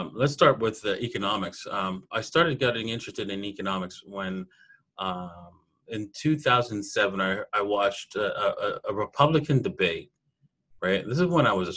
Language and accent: English; Toronto, Ontario, Canada; I'm from Canada, and I grew up in Toronto